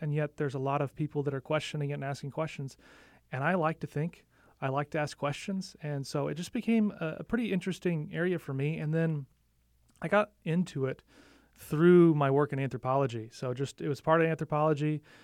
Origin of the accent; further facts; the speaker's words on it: St. Louis, Missouri, United States; moved away; also born or lived in Nashville / Illinois; I grew up in primarily the Midwest. So I have, I lived in Nashville for a couple of years, but primarily Saint Louis area, both sides of the river